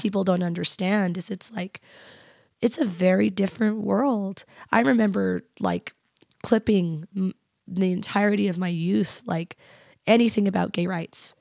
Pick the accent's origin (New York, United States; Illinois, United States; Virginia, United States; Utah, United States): Utah, United States; Kearns; also born or lived in Bountiful; I was from Kearns.